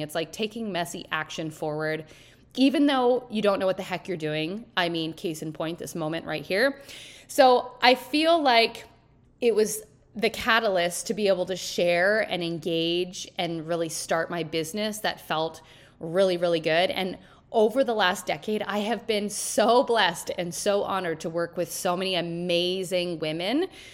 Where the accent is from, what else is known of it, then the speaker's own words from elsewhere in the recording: small hometown in Ontario, Canada; also born or lived in Timmins / Toronto; we were both from the same small hometown